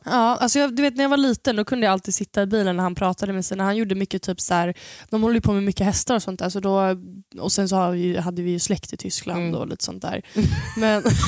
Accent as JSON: {"language": "Swedish", "country": "Sweden", "said": "de trodde att jag var absolut inte från Sverige"}